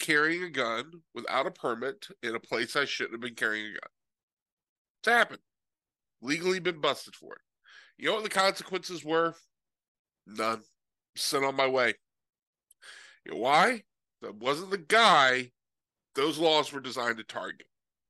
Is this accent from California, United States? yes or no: yes; California, United States; I come from California. I seriously did this in Tennessee. I told the guy I was from California.